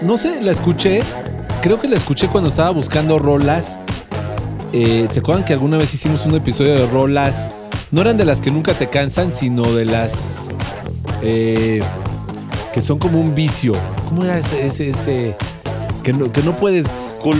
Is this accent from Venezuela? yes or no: no; Mexico; amamos, amamos nuestra patria